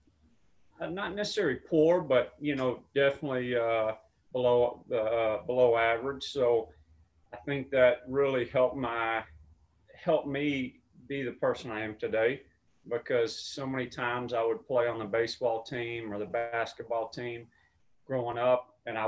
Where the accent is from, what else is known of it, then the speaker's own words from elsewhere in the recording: Mesquite, Texas, United States; now in Los Angeles, United States; I'm from Dallas, Texas. I say Dallas because it's kind of like LA. If you're, you know, from LA, you just say LA. But the actual city is Mesquite. And although I have a very strong accent